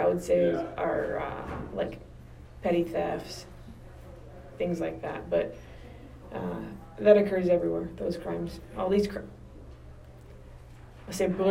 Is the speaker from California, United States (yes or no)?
yes; Downey, California, United States; I grew up in Downey, and my parents still live here.